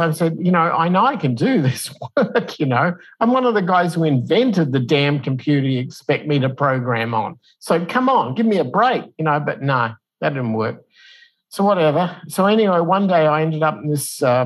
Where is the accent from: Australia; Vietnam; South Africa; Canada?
Australia; moved away as an adult; also born or lived in United States / Mexico; now in Arizona, United States; I'm from Australia originally, but I moved to the United States in 1989, and I'm now a dual citizen, but I'm also a resident of Mexico